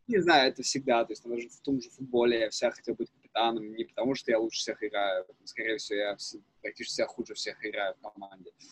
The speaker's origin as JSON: {"language": "Russian", "town": "Zhukovka", "region": "Moscow Oblast", "country": "Russia", "tie": "born or raised there", "also_born_or_lived": "Netherlands", "said": "я вырос, там, в Рублевке, Жуковке"}